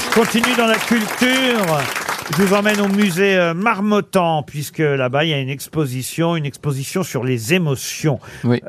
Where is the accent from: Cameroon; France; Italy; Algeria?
France; chez nous en France. Chez nous